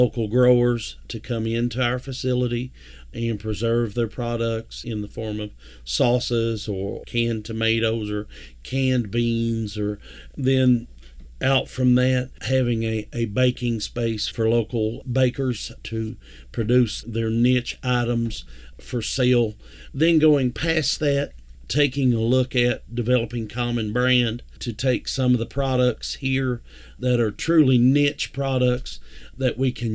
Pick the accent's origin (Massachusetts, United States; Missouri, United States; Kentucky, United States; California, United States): Kentucky, United States; Whitesburg; I was from Whitesburg